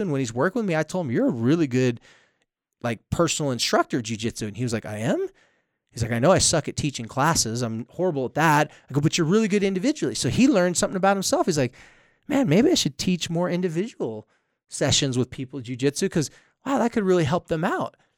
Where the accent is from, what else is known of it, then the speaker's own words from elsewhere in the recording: San Diego, California, United States; moved away as an adult; now in Utah, United States; I'm from San Diego